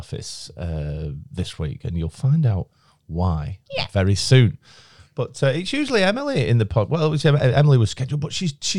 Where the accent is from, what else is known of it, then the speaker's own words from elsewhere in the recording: Chorley, North West England, United Kingdom; I'm 38 from Chorley.